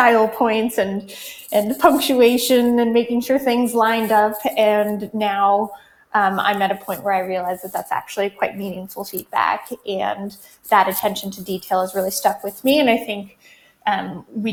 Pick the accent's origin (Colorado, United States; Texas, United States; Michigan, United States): Colorado, United States; I grew up in Colorado